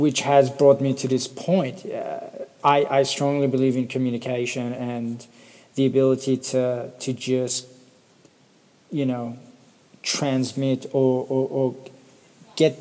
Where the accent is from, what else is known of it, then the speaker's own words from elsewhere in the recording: Perth, Western Australia, Australia; also born or lived in Sydney; I'm from Perth, Western Australia. I've been living here for 20 years